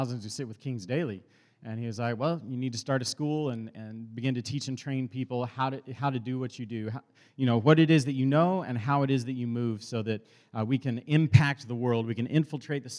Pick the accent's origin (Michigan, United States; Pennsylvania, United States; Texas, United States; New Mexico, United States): Texas, United States; Dallas; born or raised there